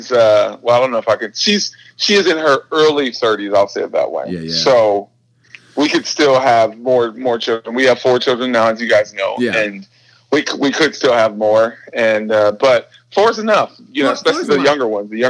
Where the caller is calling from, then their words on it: Redmond, Washington, United States; So I'm I'm currently in um, Redmond, Washington. Um, I am sitting in my apartment alone.